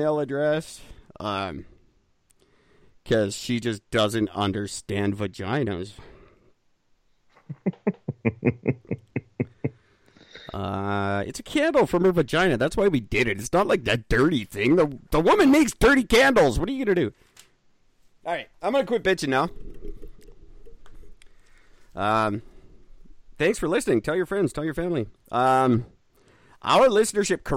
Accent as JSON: {"language": "English", "country": "Canada", "said": "I'm Canadian"}